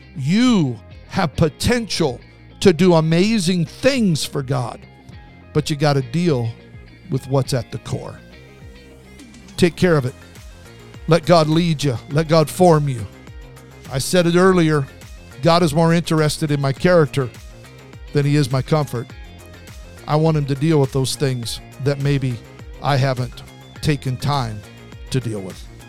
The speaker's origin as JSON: {"language": "English", "region": "Southern California", "country": "United States", "said": "I'm from SoCal."}